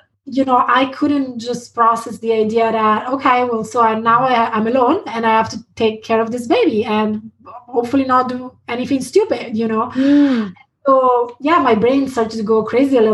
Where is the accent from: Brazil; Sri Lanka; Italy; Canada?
Italy; moved away as an adult; also born or lived in London, United Kingdom / San Francisco, United States; now in Portland, United States; I was born in Italy and I stayed there until after university. And then I moved to London.